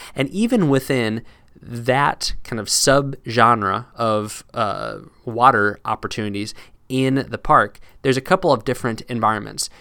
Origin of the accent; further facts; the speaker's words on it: Midwest, United States; moved away; also born or lived in East Coast, United States; I had been used to growing up in the Midwest and living on the East Coast